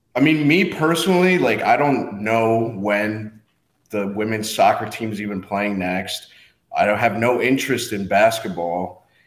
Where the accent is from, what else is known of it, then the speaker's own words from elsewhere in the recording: Guatemala; now in United States; I wasn't born in the U S. I was born in Guatemala